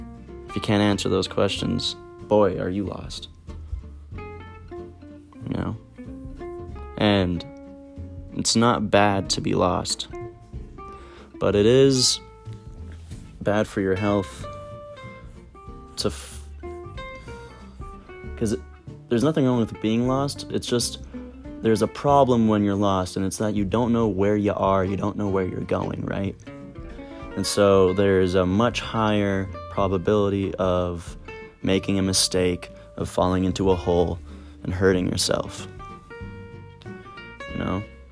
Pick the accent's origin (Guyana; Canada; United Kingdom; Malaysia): Canada; Alberta; I grew up in Alberta, so sometimes you get to run into the forest that was just near, it's literally all around us, the boreal forest.